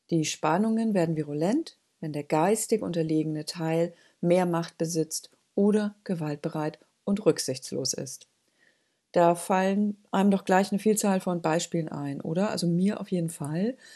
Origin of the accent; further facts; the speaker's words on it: Northern Germany, Germany; ja bei uns in Norddeutschland würde man sagen, als Spünkigerei, als düstere Prophezeiung in den Wind